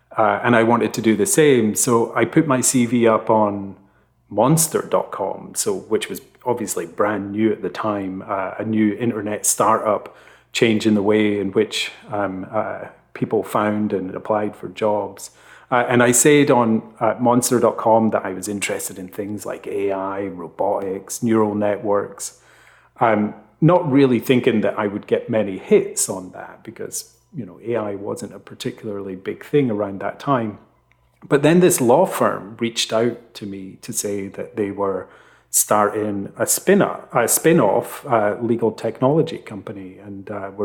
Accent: Scotland, United Kingdom; They're local to me where I grew up in Fife.

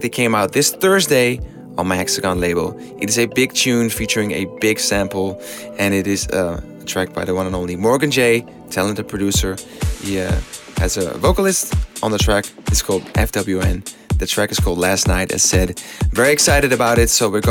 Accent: Amsterdam, North Holland, Netherlands; my hometown of Amsterdam

